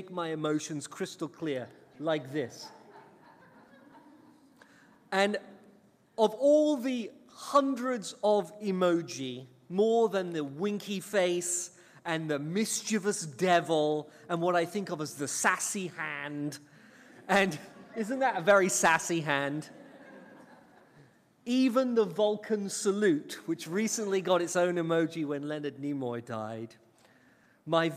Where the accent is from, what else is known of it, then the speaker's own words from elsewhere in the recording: England, United Kingdom; now in United States; I was banished from England and sent here to America